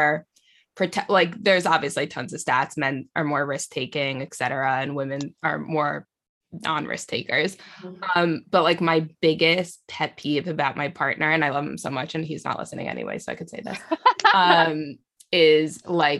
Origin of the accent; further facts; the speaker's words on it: United States; I'm from America